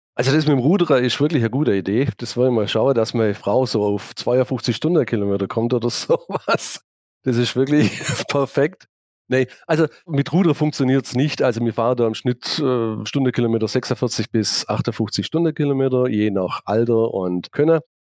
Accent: Laupheim, Baden-Württemberg, Germany; ich bin gebürtiger Laubheimer, habe mich schon immer mit der Stadt identifiziert

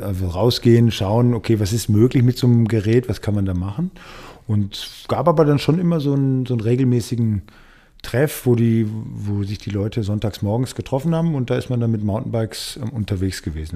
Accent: Dortmund, North Rhine-Westphalia, Germany; moved away as an adult; now in Munich, Germany; ich komme aus, also bin gebürtig in Dortmund groß geworden

